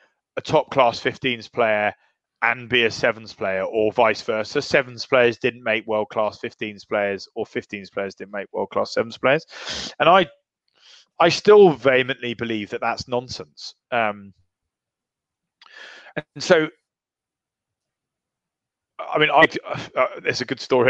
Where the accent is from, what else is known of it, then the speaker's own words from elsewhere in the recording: Brighton, South East England, United Kingdom; I'm from Brighton